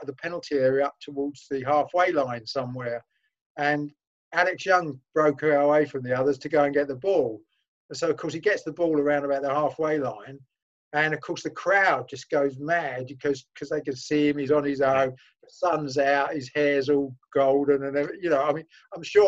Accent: London, United Kingdom; I'm a Londoner

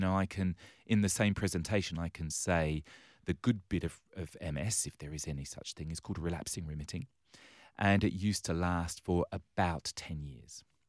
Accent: London, United Kingdom; now in Western Australia, Australia; I was born and raised on the wrong side of the railway tracks in London town.

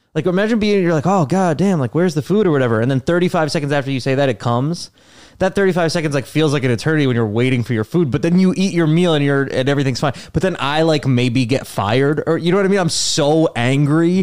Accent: New Jersey, United States; moved away as an adult; also born or lived in Los Angeles; now in New York City, United States; Born and raised in New Jersey

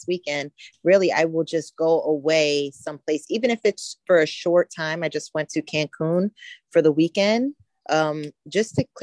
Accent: New York, United States; I am from New York. I live in the upstate New York area

